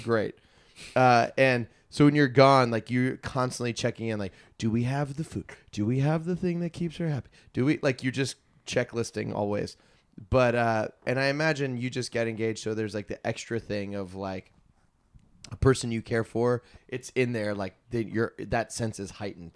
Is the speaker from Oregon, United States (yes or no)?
no; Virginia, United States; moved away; I'm from Virginia